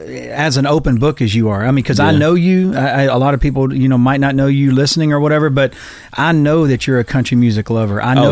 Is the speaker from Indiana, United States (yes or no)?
no; Macon, Georgia, United States; I'm from Georgia too. I'm from Macon, Georgia